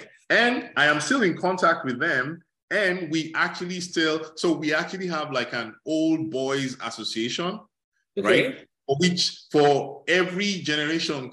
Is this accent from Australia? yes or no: no; Nigeria; moved away as an adult; also born or lived in Canada; now in United States; growing up in Nigeria.